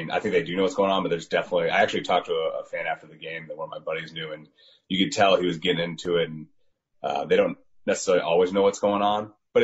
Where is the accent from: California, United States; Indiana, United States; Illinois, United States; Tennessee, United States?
Indiana, United States; Indianapolis; moved away; I grew up in Indy